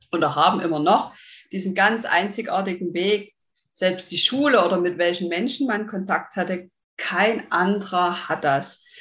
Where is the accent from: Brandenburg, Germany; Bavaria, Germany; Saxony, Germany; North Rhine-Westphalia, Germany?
Saxony, Germany; accent: Saxon; bin 30 Jahre jung, komme ja aus dem schönen in Sachsen, deswegen der Dialekt, der kommt, denke ich, sehr stark raus.